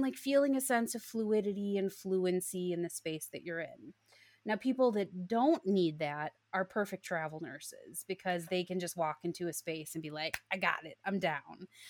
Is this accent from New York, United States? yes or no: no; Chicago suburbs, Illinois, United States; moved away as an adult; also born or lived in Iowa; I grew up in the Chicago suburbs